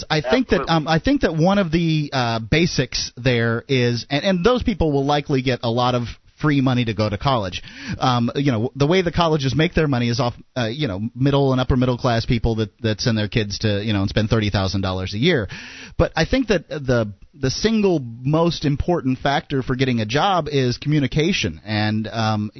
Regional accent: Midland, United States; accent: Midland English; Midland, which is what sort of my accent is, Midland English

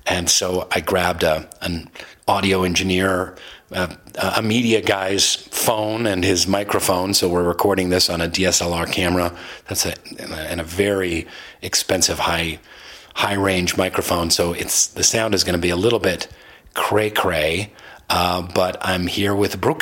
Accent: Seattle, Washington, United States; I'm from Seattle. We're surrounded by big mountains

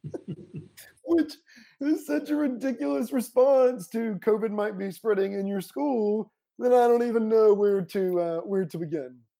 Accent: Paulding County, Georgia, United States; moved away; my hometown, um, which is Paulding County, Georgia

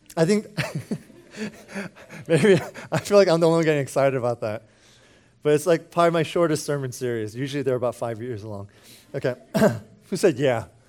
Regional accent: United States; speaking as an American

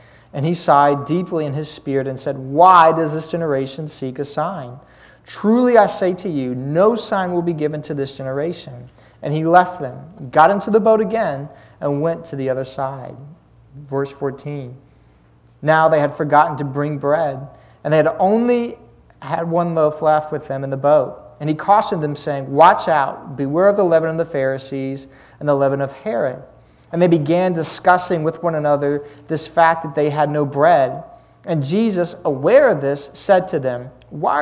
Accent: Lynchburg, Virginia, United States; I'm from Lynchburg, Virginia

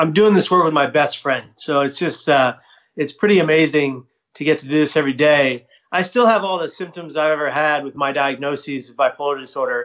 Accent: San Francisco, California, United States; now in Atlanta, United States; I was born in the Tenderloin of San Francisco

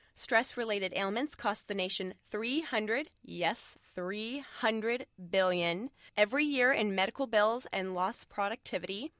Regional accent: San Francisco Bay Area, California, United States; this area where we're from the San Francisco Bay Area

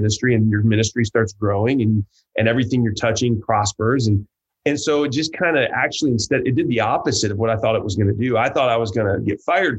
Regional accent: Hillsdale, Michigan, United States; moved away as an adult; also born or lived in Huntington, Indiana; I grew up actually in Michigan. I was in Southern Michigan in a little town called Hillsdale, Michigan.

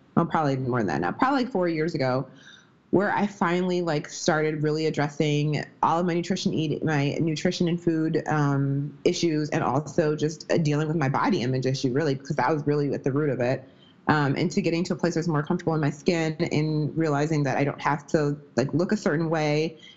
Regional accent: Midwest, United States; also born or lived in Wisconsin; I'm from the Midwest. I live in Wisconsin right now

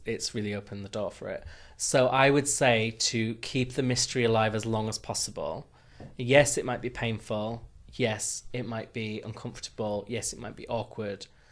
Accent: the north of England, United Kingdom; accent: northern; my northern accent

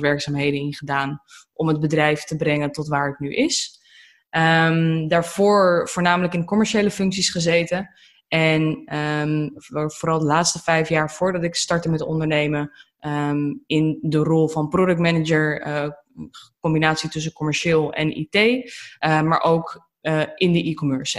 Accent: Almere, Flevoland, Netherlands; also born or lived in Aalsmeer; now in Lelystad, Netherlands; Ik ben eh, geboren in Alsmeer, getogen in Almere en inmiddels verhuisd naar Lelystad.

